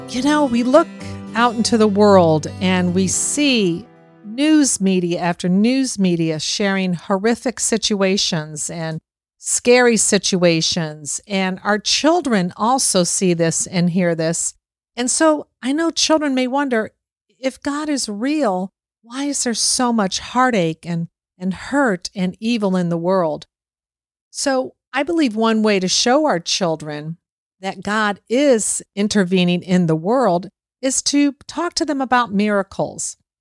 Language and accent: English; Boca Raton, Florida, United States; my hometown here, Boca Raton, Florida